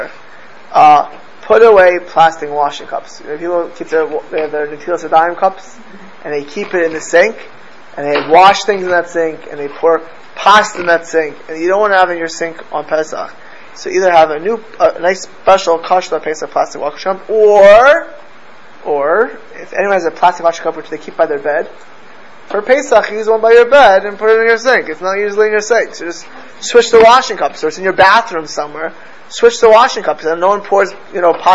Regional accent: United States; also born or lived in Miami Beach, Florida / Los Angeles, California; where I grew up in Miami Beach

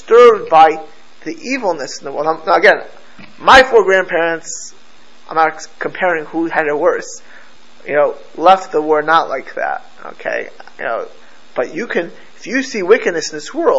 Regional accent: Miami Beach, Florida, United States; also born or lived in Jerusalem; I grew up in Miami Beach, in South Florida

